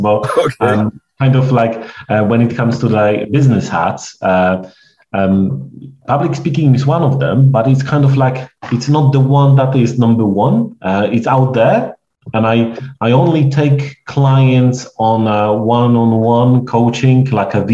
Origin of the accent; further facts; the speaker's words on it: Poland; English is a second language; moved away; my accent, because I'm a stranger, and I'm Polish